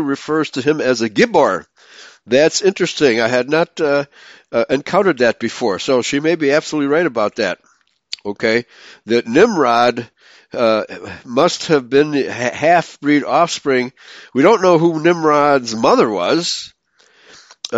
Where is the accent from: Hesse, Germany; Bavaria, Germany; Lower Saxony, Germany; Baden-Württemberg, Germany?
Baden-Württemberg, Germany; near Heidelberg; that's near my hometown